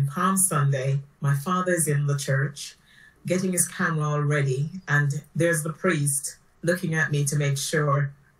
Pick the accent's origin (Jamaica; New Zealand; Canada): Jamaica; now in United Kingdom; Home for me is the Caribbean. I was born in Jamaica